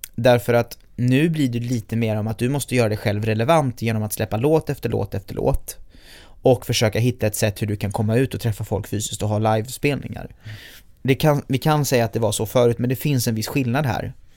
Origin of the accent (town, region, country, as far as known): Gothenburg, Västra Götaland, Sweden; born or raised there